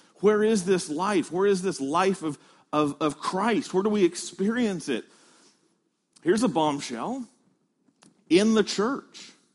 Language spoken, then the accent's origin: English; Midwest, United States; moved away; I came from the Midwest where there are a lot of chicken farms